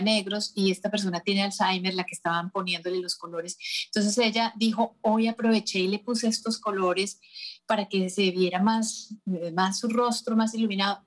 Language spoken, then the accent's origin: Spanish; Colombia; moved away; nuestras colombianas